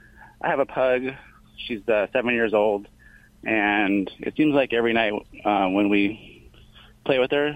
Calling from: Lake Forest, California, United States; From Lake Forest, California.

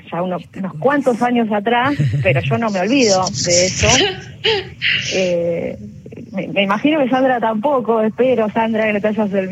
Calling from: Villa Luzuriaga, Buenos Aires Province, Argentina; soy mi de Villa Jusuriaga San Justo

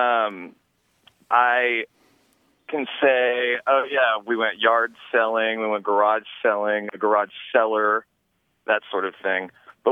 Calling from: Crescent City, California, United States; I'm calling from Northern California in Crescent City

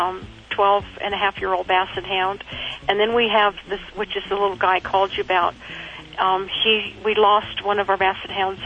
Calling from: Pagosa Springs, Colorado, United States; Pagosa Springs, Colorado.

